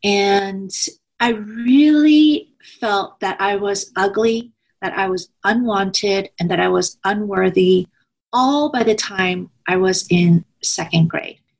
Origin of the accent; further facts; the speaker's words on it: United States; also born or lived in Washington State; I am Korean American.